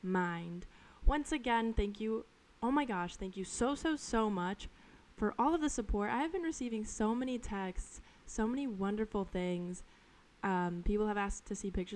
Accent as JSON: {"language": "English", "region": "Colorado", "country": "United States", "tie": "born or raised there", "moved": "as an adult", "lives_now": "New York City, United States", "said": "where I grew up in Colorado is very slow and very chill"}